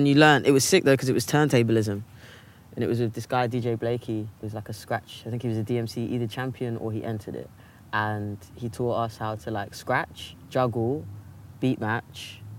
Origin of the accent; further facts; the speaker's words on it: London, United Kingdom; they know I'm from South Harrow, so it's not, hardly the city.